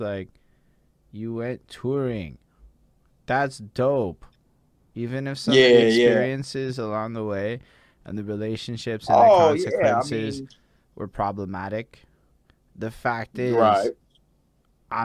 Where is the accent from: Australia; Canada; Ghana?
Canada; Montreal, Quebec; I'm from Montreal